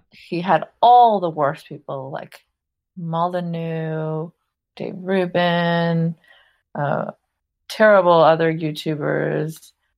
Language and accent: English; Saudi Arabia; I grew up in Saudi Arabia. I'm of Pakistani background